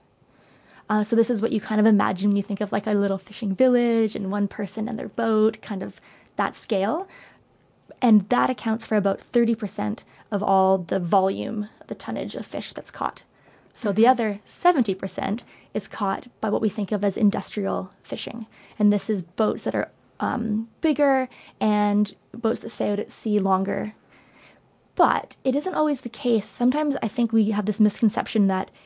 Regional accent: Canada; I'm Canadian

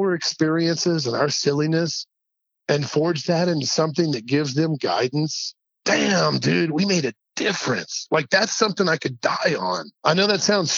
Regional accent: Red Bank, Tennessee, United States; also born or lived in Chattanooga, Tennessee; now in Albuquerque, United States; I love Chattanooga. I love Red Bank. I'm so thankful that I got to grow up in that part of the country

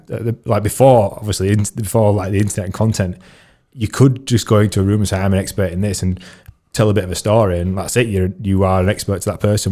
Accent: United Kingdom; I am British.

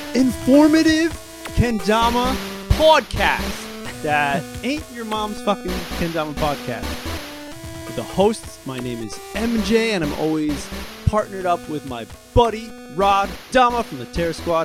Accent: United States; I'm the American

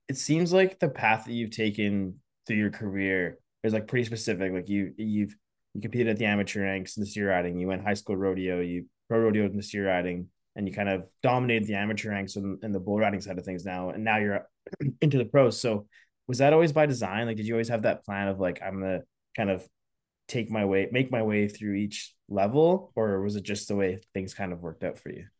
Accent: Saskatchewan, Canada; moved away; also born or lived in Alberta; I grew up in Saskatchewan

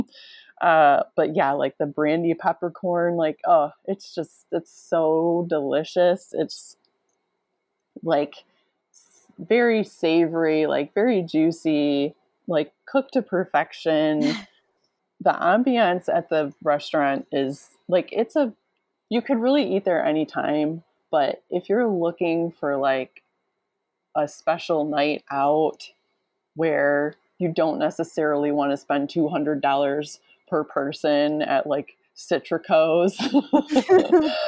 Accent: Midwest, United States; I'm from the Midwest

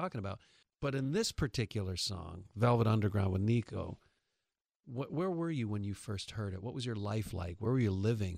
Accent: New York, United States; now in Los Angeles, United States; I'm from New York

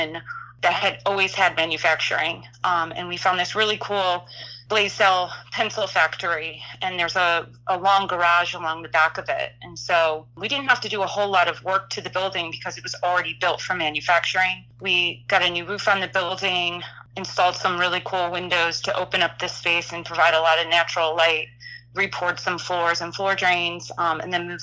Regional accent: Illinois, United States; now in Philadelphia, United States; I'm originally from Illinois

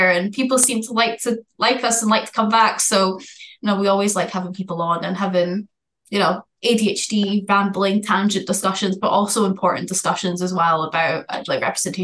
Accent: Aberdeen, Scotland, United Kingdom; from where I'm from anyway, I'm like right the tip top at the north of Scotland in Aberdeen

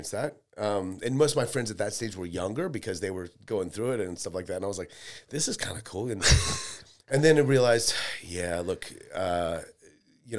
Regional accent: California, West Coast, United States; moved away as an adult; also born or lived in Seattle / Las Vegas / Idaho; now in Melbourne, Australia; I was born in America, yeah, California

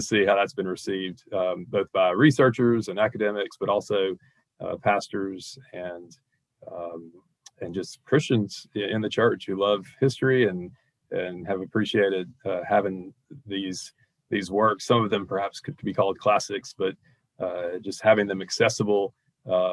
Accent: Baton Rouge, Louisiana, United States; moved away as an adult; also born or lived in Columbia, Mississippi / Cookeville, Tennessee; now in Jackson, United States; I grew up in Baton Rouge all my life, graduated from LSU

